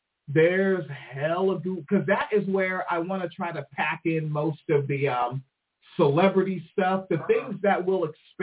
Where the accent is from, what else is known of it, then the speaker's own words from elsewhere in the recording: United Kingdom; Because I'm a British, and that's how we talk. Yeah, we say pissed.